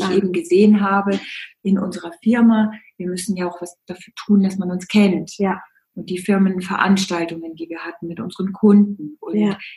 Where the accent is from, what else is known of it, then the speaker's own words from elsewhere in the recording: Bavaria, Germany; Und als Bayer